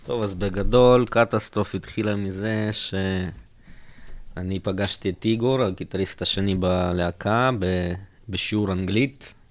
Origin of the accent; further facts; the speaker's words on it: Russia; בתור רוסי, אוכל גבינה עם מקניק.